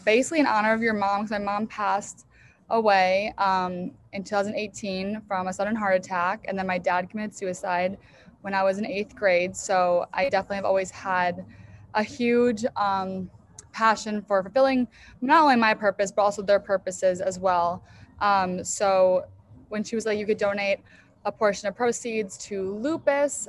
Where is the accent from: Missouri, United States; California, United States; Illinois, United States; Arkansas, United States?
Illinois, United States; Chicago; moved away; also born or lived in New York; I grew up in Chicago area outside of the city.